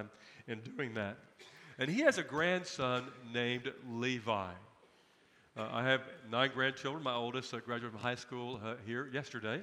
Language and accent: English; United States; I am a person of privilege and position as an American.